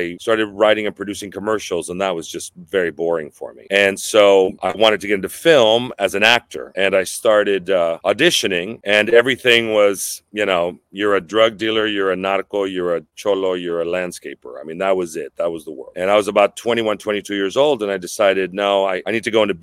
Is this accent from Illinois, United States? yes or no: no; San Diego, California, United States; also born or lived in Los Angeles; I was born in Los Angeles, grew up in the hood, and I moved to San Diego to Barrio Logan when I was 6 years old.